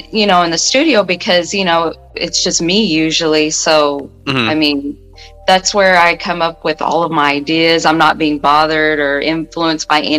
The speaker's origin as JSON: {"language": "English", "town": "Odessa", "region": "Texas", "country": "United States", "tie": "born or raised there", "said": "There's, not really much to say about about that place. It's just somewhere where I went to school"}